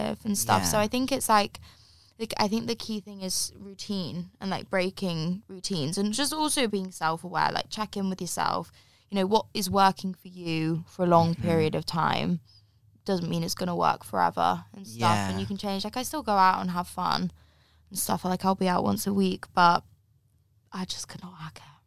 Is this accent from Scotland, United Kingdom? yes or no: no; the Cotswolds, South West England, United Kingdom; moved away; I grew up in the Cotswolds